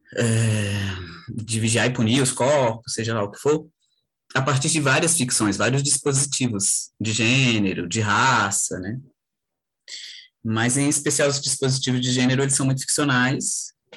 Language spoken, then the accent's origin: Portuguese; Brasília, Federal District, Brazil; sou de Brasília.